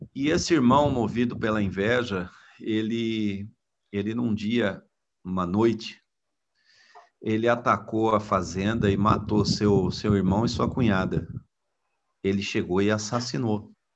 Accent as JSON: {"language": "Portuguese", "country": "Brazil", "said": "como brasileiro"}